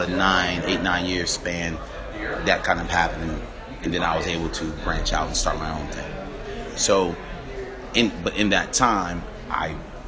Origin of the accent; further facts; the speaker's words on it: Western Massachusetts, United States; moved away as an adult; also born or lived in Monterey, California; I'm originally from Western Massachusetts, and born and raised